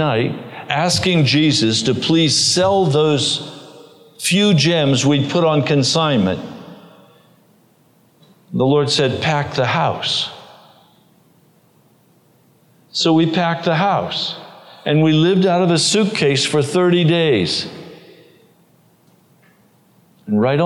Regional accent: United States; as an American. I'm an American

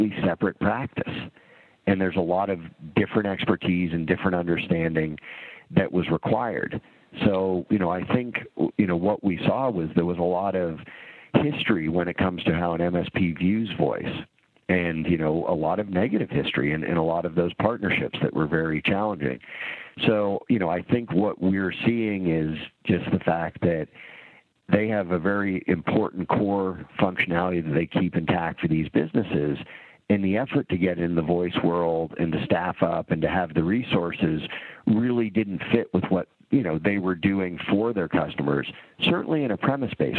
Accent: Canada; now in United States; I grew up in Canada. And so I've spent half my life in Canada and half my life in the U.S.

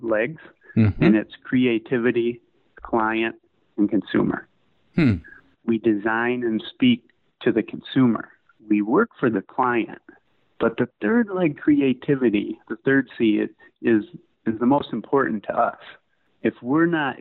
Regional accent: Detroit, Michigan, United States; also born or lived in Pontiac, Michigan; Basically, Detroit's my hometown. I was born in just north of Detroit in Pontiac

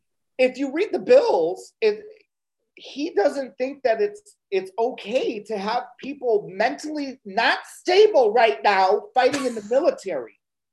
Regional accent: Illinois, United States; I come from Illinois

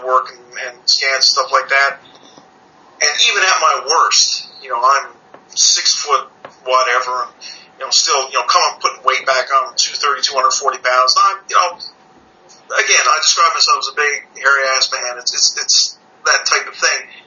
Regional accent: Canada; I'm from Canada.

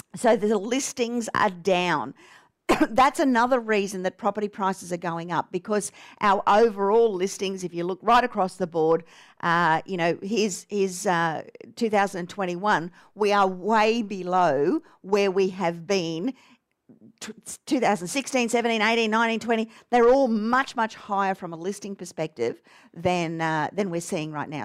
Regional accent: Australia

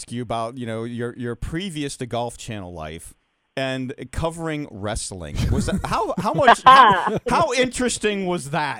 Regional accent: Massachusetts, United States; I'm from Massachusetts

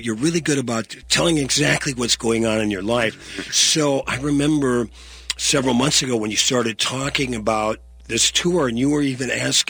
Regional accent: Virginia, Minnesota, United States; his mother's from my hometown of Virginia, Minnesota.

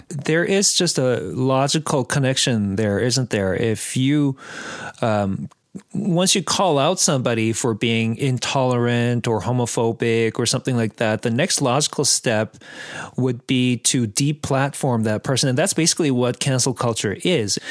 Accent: Abbotsford, British Columbia, Canada; I'm from Abbotsford, where it, there are lots of Mennonites

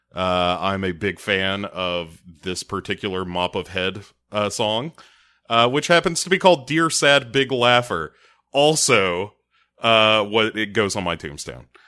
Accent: United States; I am American

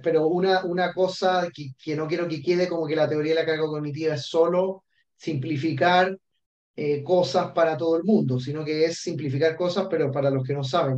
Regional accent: Chile; moved away as an adult; also born or lived in Australia; yo soy chileno

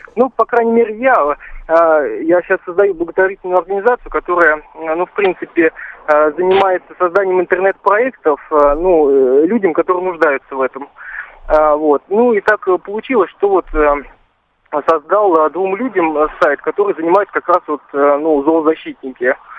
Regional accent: Gus-Khrustalny, Vladimir Oblast, Russia; в городе, допустим, Гусь-Хрустальный, ну, мой родной город, в котором живу

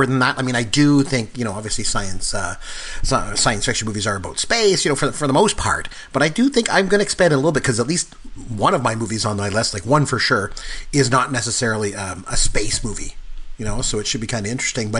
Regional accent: Canada; We're Canadian.

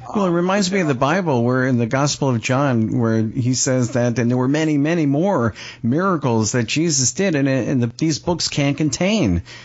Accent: Pompano Beach, Florida, United States; I'm from uh, Pompano Beach, Florida

